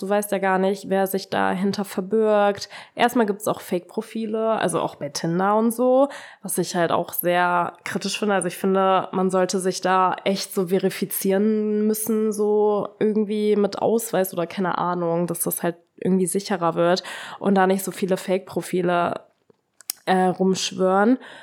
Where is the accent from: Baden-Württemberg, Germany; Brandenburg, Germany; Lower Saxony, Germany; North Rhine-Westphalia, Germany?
Lower Saxony, Germany; Braunschweig; ich war nicht mal in meiner Heimatstadt, also ich war nicht in Braunschweig